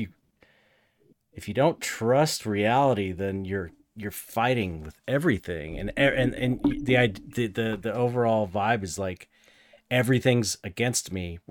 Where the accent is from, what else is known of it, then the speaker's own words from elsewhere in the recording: United States; an American